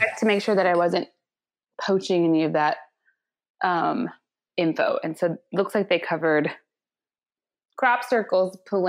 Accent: Indiana, United States; I'm from the North, or as some people call Indiana, the northernmost Confederate state.

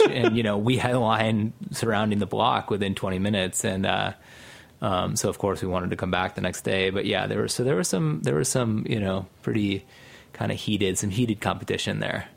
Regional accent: Minneapolis, Minnesota, United States; when I was growing up in Minneapolis

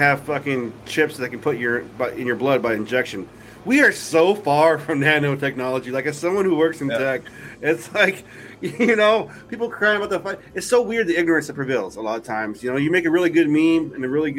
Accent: New Jersey, United States; now in Washington, United States; When I was growing up in Jersey

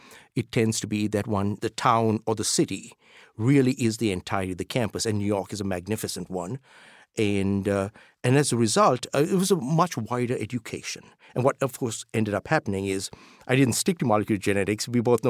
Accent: Colombo, Western Province, Sri Lanka; But I grew up in Colombo, Sri Lanka, so K through 12.

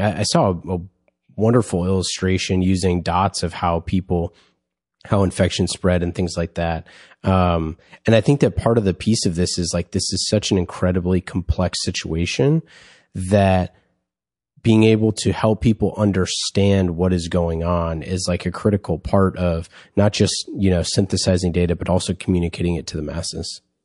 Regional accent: Bay Area, California, United States; grew up in, uh, in the, in the Great Bay Area.

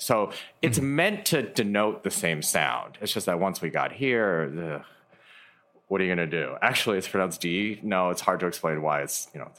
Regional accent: Michigan, United States; I grew up in Michigan

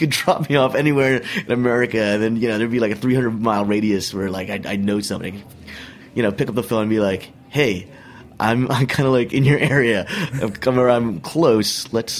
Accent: New York City, New York, United States; I was from New York City

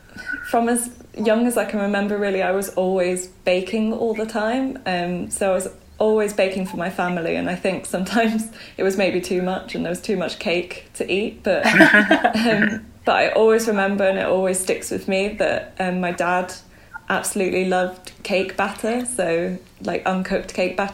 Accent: Belgium; also born or lived in Bangkok, Thailand; now in United Kingdom; But for the most part, I grew up in Belgium, near Brussels.

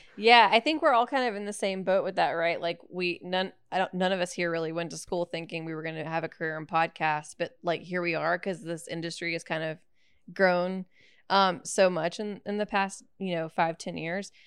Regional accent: Alabama, United States; I'm from Alabama

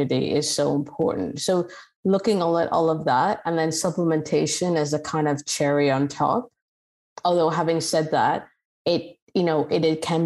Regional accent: Mississauga, Ontario, Canada; I'm Canadian and I grew up in Mississauga

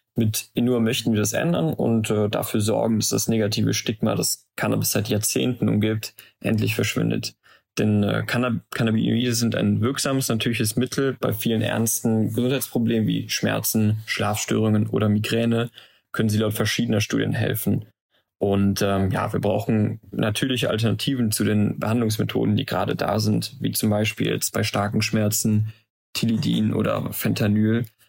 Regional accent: Aachen, North Rhine-Westphalia, Germany; also born or lived in Maastricht; von unserer Heimatstadt Aachen zur Uni in Maastricht

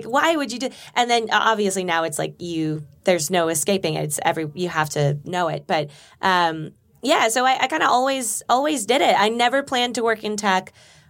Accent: Burbank, California, United States; I grew up in Burbank.

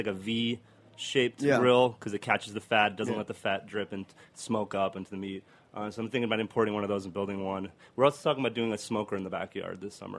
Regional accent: Argentina; moved away; also born or lived in Boston; I'm from Argentina, so we have asado down there.

